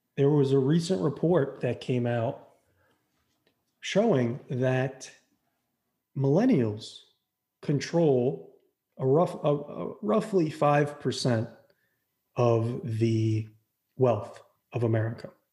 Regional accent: Florida, United States; we're both from Florida

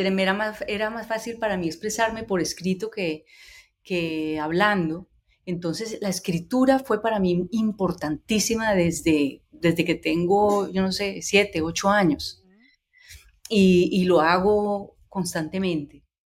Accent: Cali, Valle del Cauca, Colombia; identidad como caleña, como mujer

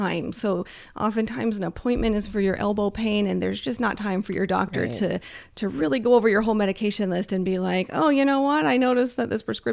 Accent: Kansas, United States; I grew up in Kansas

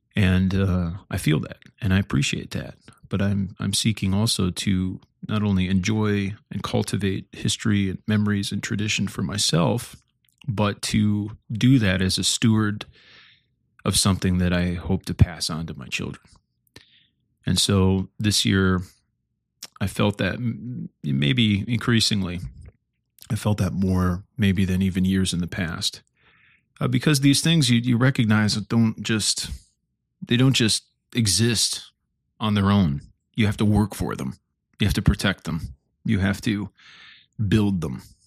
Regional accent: Stillman Valley, Illinois, United States; I grew up in Stillman Valley, Illinois

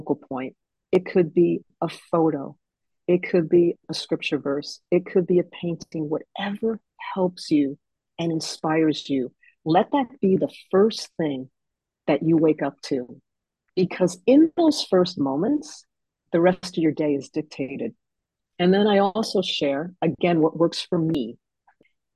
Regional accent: Fort Lee, New Jersey, United States; I grew up in Fort Lee, New Jersey, right across from New York City

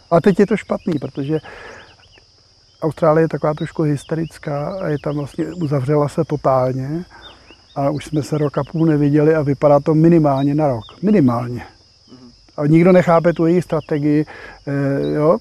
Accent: Prague, Czechia; je mi pětašedesát. A jsem z Prahy.

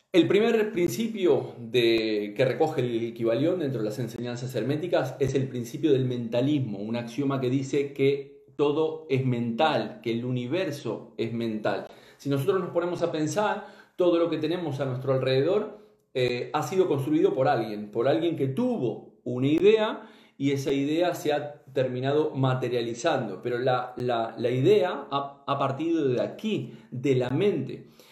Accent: Uruguay; soy este, uruguayo

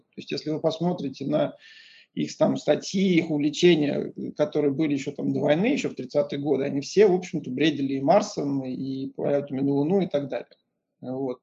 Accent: Moscow, Russia; moved away as an adult; also born or lived in Pasadena, United States / Lausanne, Switzerland; я из Москвы, из Москвы. В 94 году я закончил Московский инженерно-физический институт

